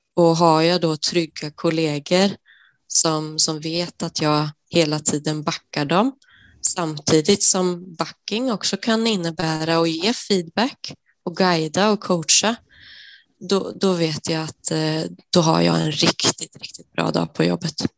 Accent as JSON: {"language": "Swedish", "country": "Sweden", "moved": "as an adult", "lives_now": "Norway", "said": "jag är svensk som, som du hör och eh, jag har bott i Norge i 11 år nu"}